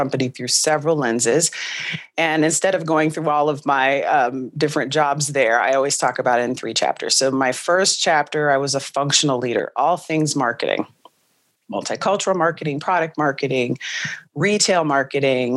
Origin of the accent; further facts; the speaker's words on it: California, United States; moved away as an adult; also born or lived in Nashville, Tennessee; I grew up in California